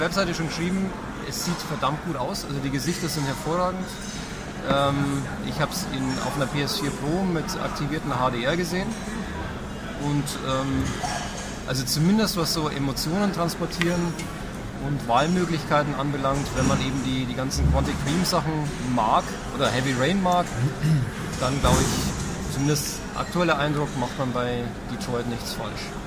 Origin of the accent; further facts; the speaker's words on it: Upper Palatinate, Bavaria, Germany; ich komme ja aus der Oberpfalz